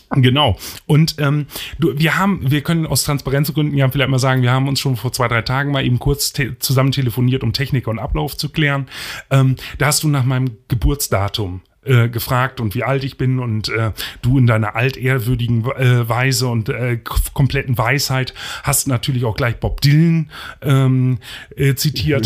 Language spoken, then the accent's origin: German; Osterholz-Scharmbeck, Lower Saxony, Germany; also born or lived in Bremen; In meiner Stadt, wo ich aufgewachsen bin, Ostdeutsch-Scharmbeck